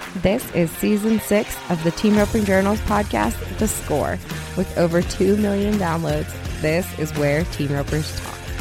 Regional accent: East Coast, United States; I'm from the East Coast

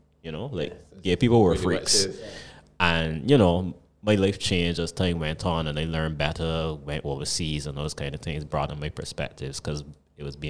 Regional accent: Barbados; I ain't been like a young person growing up in Barbadian society for a while now

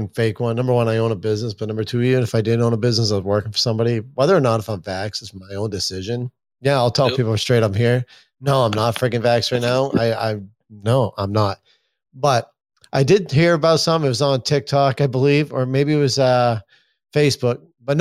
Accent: Maine, United States; I'm from Maine

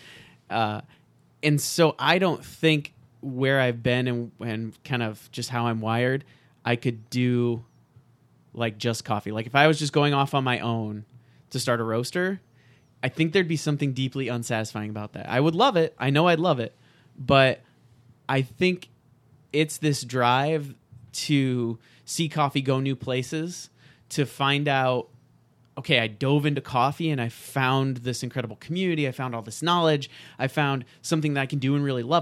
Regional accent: Nebraska, United States; moved away as an adult; also born or lived in Chicago; now in Rochester, United States; Born and raised in Nebraska

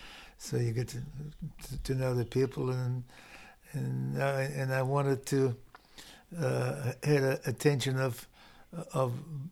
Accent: Australia; Being an Australian with the … name, get a lot of...

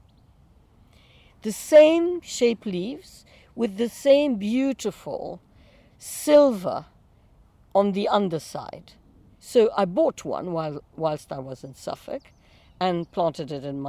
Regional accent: Iran; also born or lived in Lebanon; now in London, United Kingdom; I grew up in Iran, in Persia

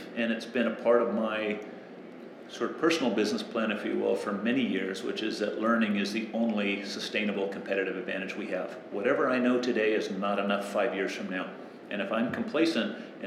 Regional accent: San Diego, California, United States; now in Australia; When I was growing up in San Diego, coastal Southern California

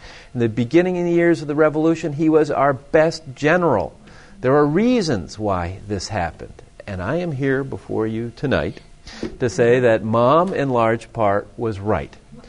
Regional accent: Pittsburgh, Pennsylvania, United States; growing up in Pittsburgh

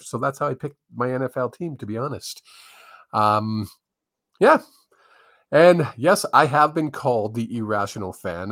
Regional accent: Vancouver, British Columbia, Canada; I grew up in Vancouver

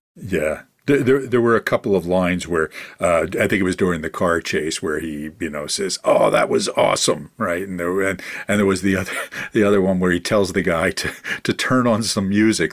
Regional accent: Philadelphia, Pennsylvania, United States; my hometown of Philadelphia

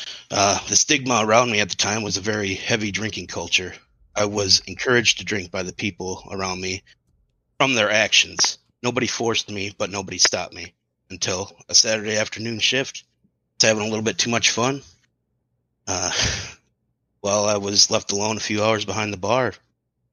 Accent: Madison, Wisconsin, United States; born and raised in the Madison area

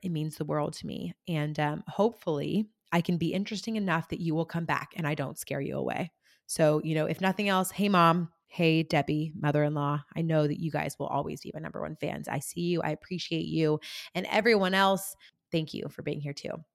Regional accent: rural California, United States; moved away as an adult; also born or lived in Germany / Kentucky; I grew up in rural California, um, an hour from the nearest town.

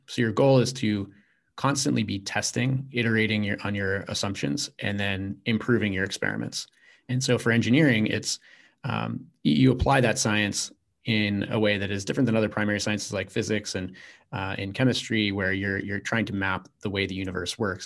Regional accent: Virginia, United States; I grew up in Virginia

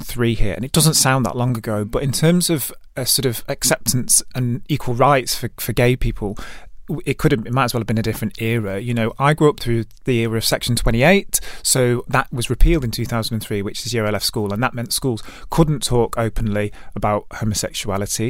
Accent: Stockport, North West England, United Kingdom; also born or lived in Manchester; lovely childhood growing up in Stockport. I'm from Gatley, which is a nice leafy suburb

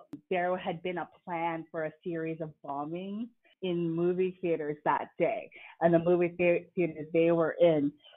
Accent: United States; my parents are from the Philippines, and I was born in the States

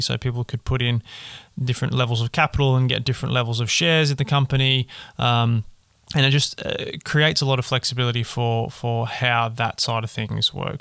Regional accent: Australia; I'm an Australian

